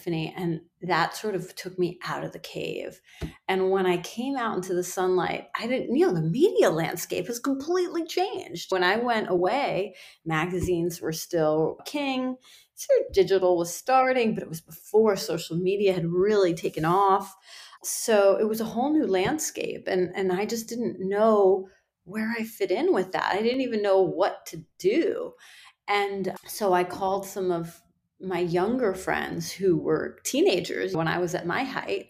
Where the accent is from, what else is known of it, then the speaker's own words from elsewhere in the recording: Iran; now in United States; In my culture, I'm from Iran, and I was born there. My children are born here, so they're, you know, more Americanized than I am